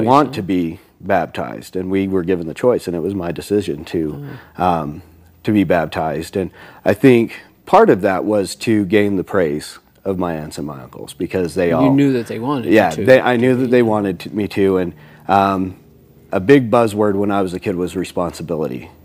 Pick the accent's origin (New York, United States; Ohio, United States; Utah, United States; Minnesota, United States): Utah, United States; Salt Lake City; I grew up here in Salt Lake City. I was born and raised here